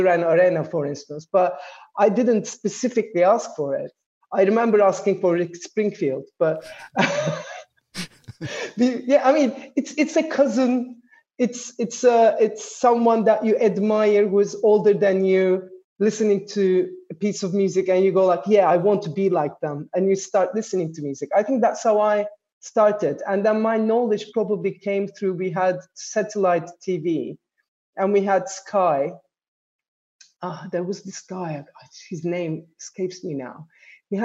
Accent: Istanbul, Turkey; born or raised there; also born or lived in Ankara

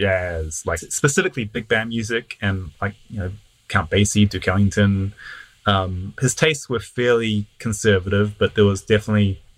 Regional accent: Auckland, New Zealand; moved away as an adult; now in Los Angeles, United States; I grew up in Auckland in New Zealand

